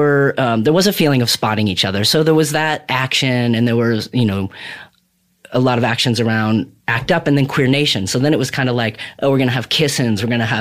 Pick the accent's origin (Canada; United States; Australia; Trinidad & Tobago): United States; Burlington, Vermont; I had like those teenager parents that were chaotic or whatever and lived all around Vermont. So we moved around Vermont.